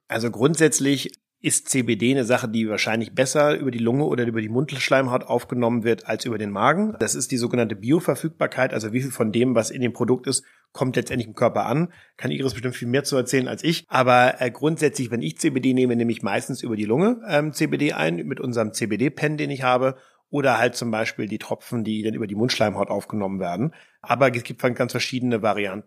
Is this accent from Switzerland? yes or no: no; the North, Schleswig-Holstein, Germany; Heide Simonis, das war die Ministerpräsidentin bei uns im Norden